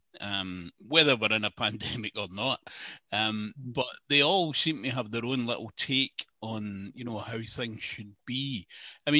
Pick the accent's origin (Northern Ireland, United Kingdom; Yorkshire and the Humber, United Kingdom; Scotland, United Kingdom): Scotland, United Kingdom; Glasgow; I grew up in Glasgow